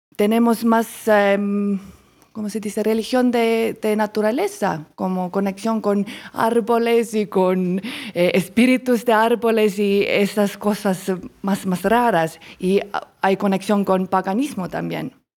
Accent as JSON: {"language": "Spanish", "country": "Estonia", "second_language": "Spanish", "moved": "as an adult", "lives_now": "Colombia", "said": "soy de Estonia, un país en norte de Europa"}